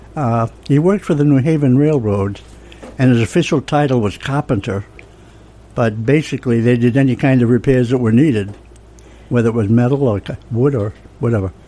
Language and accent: English; Franklin, Massachusetts, United States; I grew up in Franklin, Massachusetts